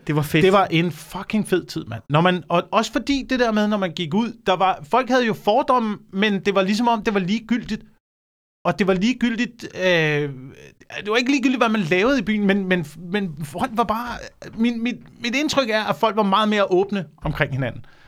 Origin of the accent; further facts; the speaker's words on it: Slagelse, Zealand, Denmark; det har været Slagelse, hvor jeg også kom fra.